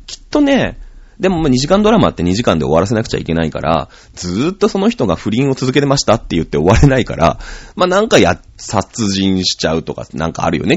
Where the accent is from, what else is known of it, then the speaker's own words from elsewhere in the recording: Shizuoka, Japan; 僕静岡人だから